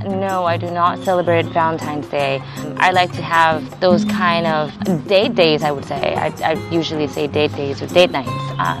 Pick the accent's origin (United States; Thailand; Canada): Thailand; from Thailand.